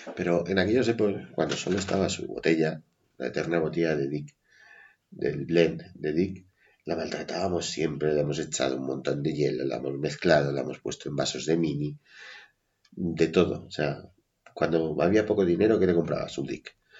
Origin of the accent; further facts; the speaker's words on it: Madrid, Community of Madrid, Spain; also born or lived in Levante; somos madrileños de nacimiento, un poco de crianza, pero bueno, hemos terminado fuera de Madrid.